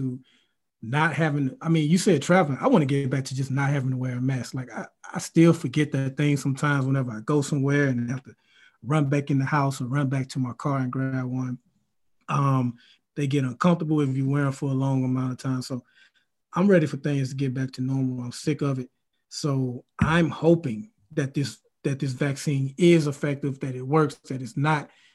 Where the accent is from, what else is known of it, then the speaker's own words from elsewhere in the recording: Mobile, Alabama, United States; we're both from Alabama, went to the same high school in Mobile, Alabama